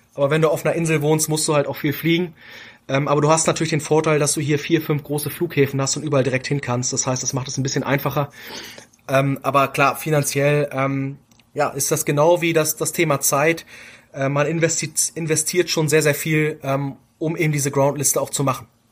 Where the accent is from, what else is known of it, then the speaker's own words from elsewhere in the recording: Hamburg, Germany; wir kommen aus Hamburg